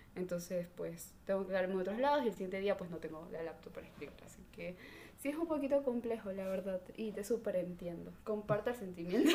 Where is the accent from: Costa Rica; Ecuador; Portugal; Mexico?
Ecuador; Salinas, Santa Elena; yo soy de Salinas, entonces aquí es como la playa.